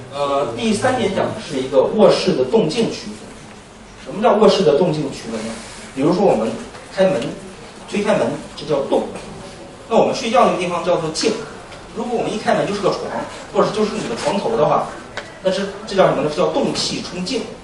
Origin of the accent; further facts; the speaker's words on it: China; 我们中国人的房子一般都是有一个玄关